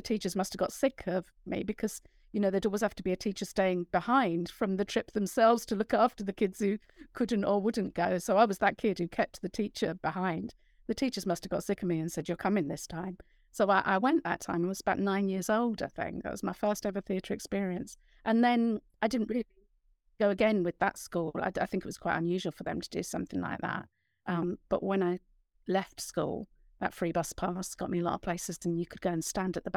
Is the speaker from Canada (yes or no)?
no; London, United Kingdom; moved away; growing up in a London council estate